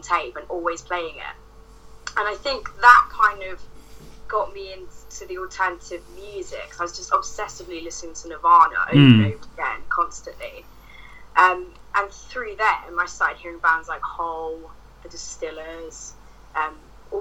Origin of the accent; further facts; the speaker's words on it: Hertfordshire, East of England, United Kingdom; moved away; I'm from Hertfordshire originally.